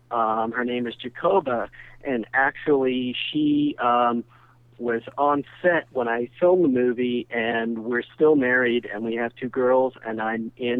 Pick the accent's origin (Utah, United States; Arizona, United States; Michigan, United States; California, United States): Utah, United States; Ogden; I was born and raised in Ogden, Utah. That's where I still live.